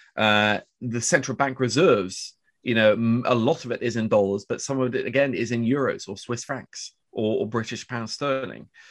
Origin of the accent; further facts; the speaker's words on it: Oslo, Norway; I grew up with a very Harry Potter-esque name on the west side of Oslo